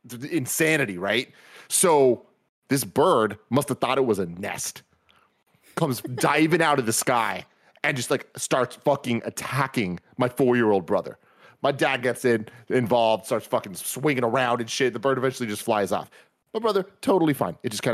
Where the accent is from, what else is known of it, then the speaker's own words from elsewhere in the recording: San Francisco, California, United States; I grew up in San Francisco. There's fucking pigeons and shit everywhere.